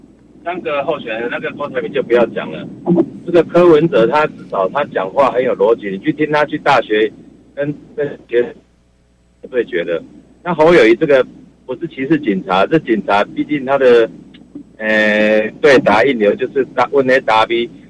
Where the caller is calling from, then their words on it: Kaohsiung, Taiwan; 哎，我住高雄，我是姓郭。